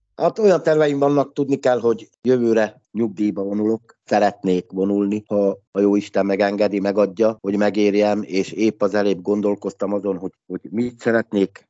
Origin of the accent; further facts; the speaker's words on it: Lehnice, Trnava Region, Slovakia; first language Hungarian; also born or lived in Dunajská Streda; Hát Szlovákiából jövök, magyar ajkú vagyok